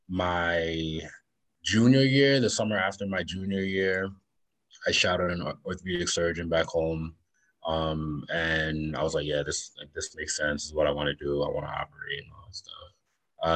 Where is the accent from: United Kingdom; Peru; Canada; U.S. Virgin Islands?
U.S. Virgin Islands; Charlotte Amalie; moved away as an adult; also born or lived in Washington, D.C.; I grew up in St. Thomas in the Virgin Islands